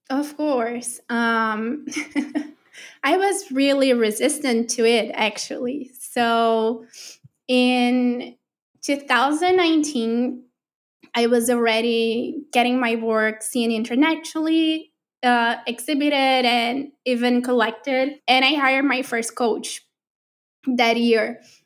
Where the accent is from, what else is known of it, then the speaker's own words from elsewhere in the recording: Brazil; moved away; I'm from Brazil